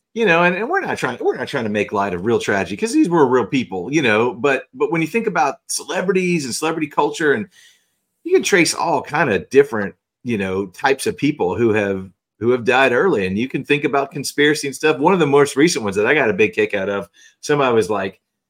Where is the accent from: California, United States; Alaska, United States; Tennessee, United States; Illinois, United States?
Tennessee, United States; Memphis; I grew up in Memphis, my middle school and high school years.